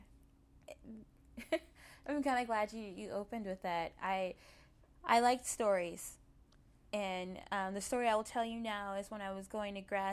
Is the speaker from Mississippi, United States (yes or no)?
yes; Mississippi, United States; moved away as an adult; I'm Mississippi